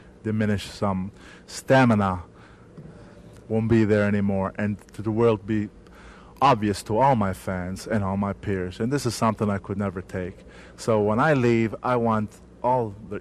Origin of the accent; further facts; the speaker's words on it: Abruzzo, Italy; now in United States; I came from Abruzzi, Italy, small town in the mountains